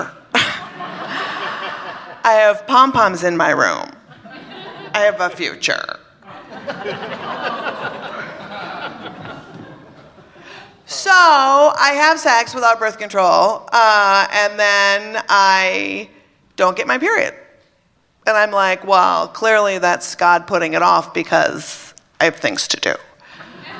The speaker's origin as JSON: {"language": "English", "region": "Minnesota", "country": "United States", "tie": "born or raised there", "said": "I was brought up in Minnesota, Catholic"}